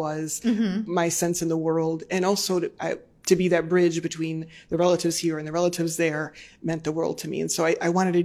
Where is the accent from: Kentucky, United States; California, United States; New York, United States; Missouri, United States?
New York, United States; Jamestown; So I'm from Western New York State, a small town called Jamestown, New York